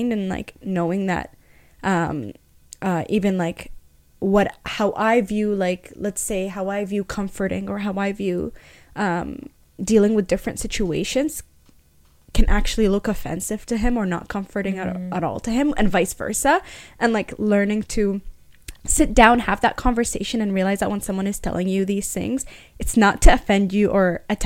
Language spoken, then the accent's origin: English; Egypt; me being Egyptian